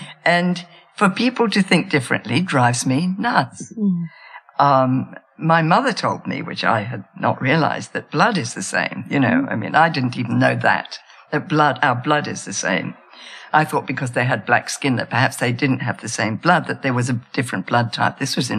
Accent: Australia; I'm Australian too.

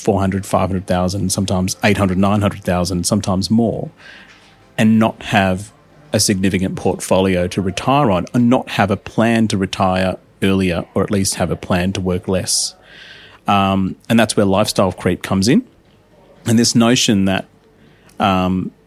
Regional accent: Adelaide, South Australia, Australia; moved away as an adult; also born or lived in India; now in Melbourne, Australia; I grew up in Adelaide for about 10, 11 years, did my primary school and high school there

